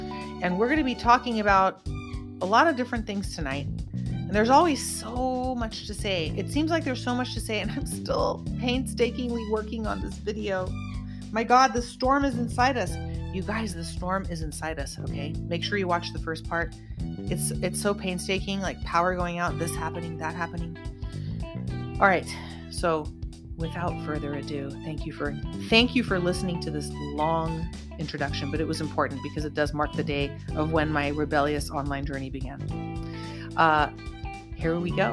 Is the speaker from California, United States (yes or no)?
yes; Santa Cruz, California, United States; now in Los Angeles, United States; my hometown up in Santa Cruz